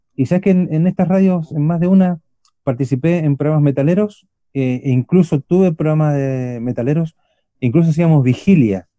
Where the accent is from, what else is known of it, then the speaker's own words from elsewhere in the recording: Buenos Aires, Argentina; accent: Chilean; now in Curicó, Chile; No somos chilenos, somos argentinos, los dos somos oriundos de Buenos Aires